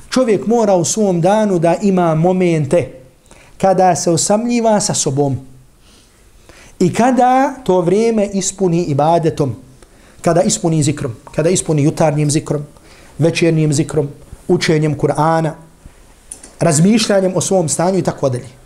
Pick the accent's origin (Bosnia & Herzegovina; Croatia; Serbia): Bosnia & Herzegovina; Herzegovina; kad mi kad dolazimo iz Hrcega na Bosnu